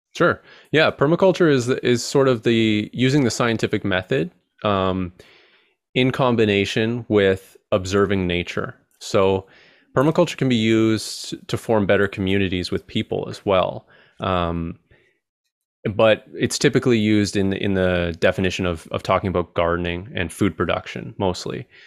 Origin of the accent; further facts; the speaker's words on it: Canada; I'm Canadian